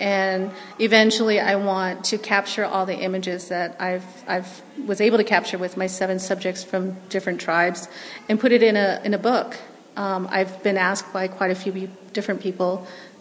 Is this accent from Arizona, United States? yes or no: yes; Red Valley, Arizona, United States; first language Navajo; English is a second language; now in Los Angeles, United States; I lived on the Navajo reservation north of Shiprock, New Mexico, in a little community called Red Valley, Arizona. I lived with my grandparents